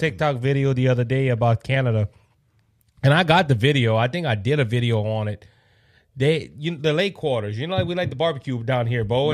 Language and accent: English; Cajun, Louisiana, United States; I'm the …